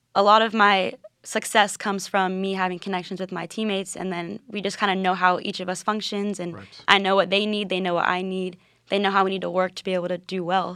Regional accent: Land O' Lakes, Florida, United States; I'm from Land Lakes, Florida

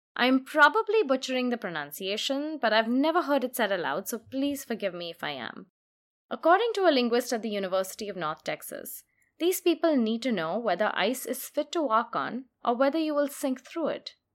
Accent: India; moved away as an adult; now in New York, United States; I was born and brought up in India and only moved to New York in my mid 20s

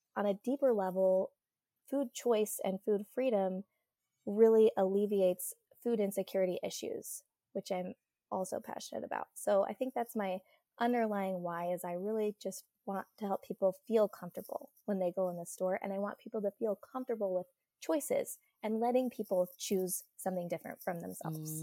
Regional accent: Utah, United States; I grew up in Utah and obviously went to school in Utah, Utah State University

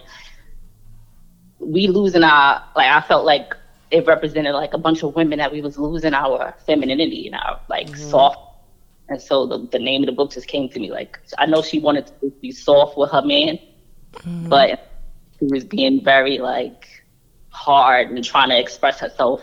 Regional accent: New York City, New York, United States; I'm from New York City, Harlem

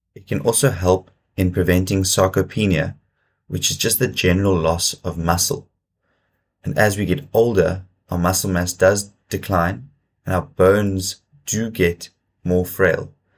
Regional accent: South Africa; as a South African growing up in South Africa

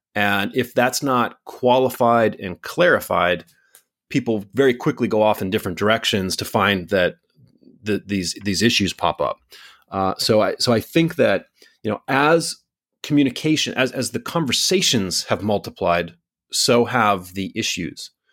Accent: United States; now in Singapore; my home country of the United States

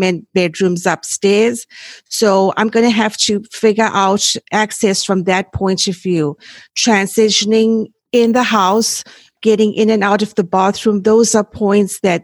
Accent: South Africa; moved away; I was born and raised in South Africa and that's where I went to college

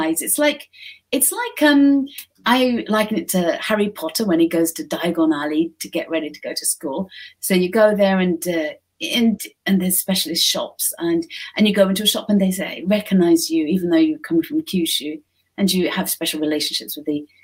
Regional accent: United Kingdom; moved away as an adult; now in Japan; I'm British

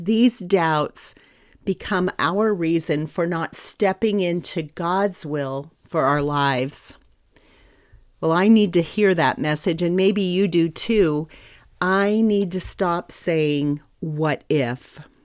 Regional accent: Pennsylvania, United States; moved away as an adult; also born or lived in Garland, Texas; I'm from Pennsylvania

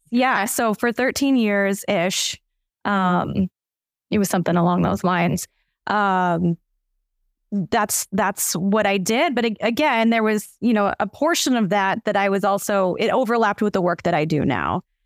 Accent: Kansas, United States; moved away as an adult; also born or lived in Oklahoma; now in West Virginia, United States; I was born in Oklahoma, grew up in Kansas from five on

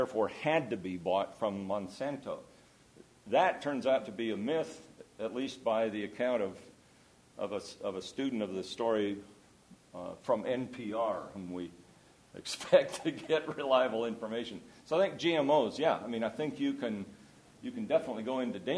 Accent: Iowa, United States; I come from Iowa, where selection, not genetic engineering, but selection has always been part of the story

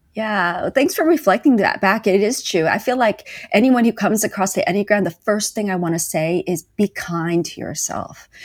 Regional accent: California, United States; now in Kansas City, United States; I'm currently, uh, based in Kansas City, Missouri, although I grew up in California

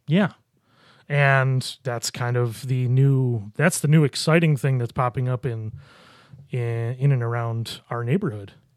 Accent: Buffalo, New York, United States; moved away as an adult; now in Rochester, United States; I grew up in Buffalo

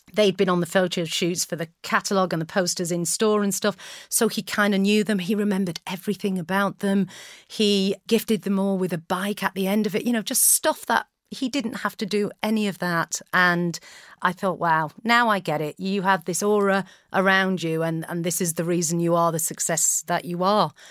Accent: North Wales, United Kingdom; moved away as an adult; also born or lived in Naples, Italy / Flint; now in Manchester, United Kingdom; I, I grew up in North Wales. My parents moved when I was three

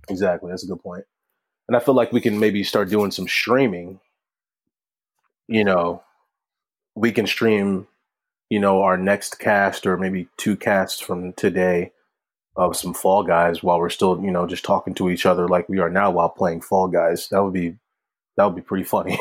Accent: St. Louis, Missouri, United States; I'm from the Saint Louis area

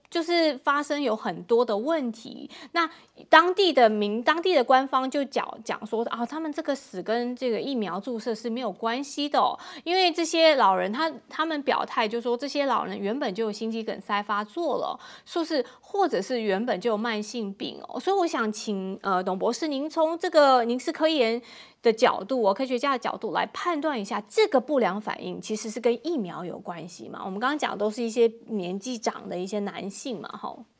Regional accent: Taiwan; 我来自台湾

